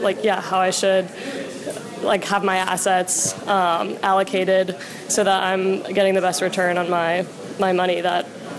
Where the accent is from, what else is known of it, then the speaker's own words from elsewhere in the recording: North Carolina, United States; I'm from North Carolina